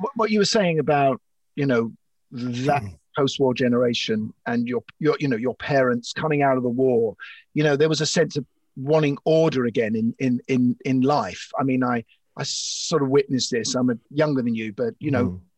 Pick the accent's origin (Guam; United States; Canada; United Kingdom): United Kingdom; London; I grew up in Islington on Essex Road